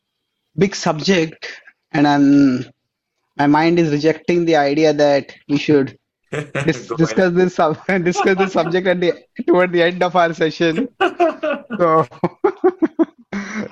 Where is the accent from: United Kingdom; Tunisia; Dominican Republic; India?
India; first language Marathi; English is a second language; I am from India